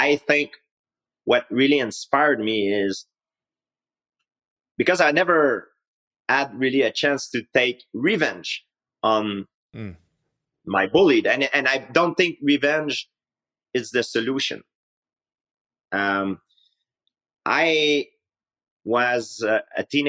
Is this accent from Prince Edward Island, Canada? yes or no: no; Saint-Isidore, Quebec, Canada; English is a second language; I grew up in Canada. It's a nice country. I can't complain about it. But it doesn't mean because you're born and raised in a nice country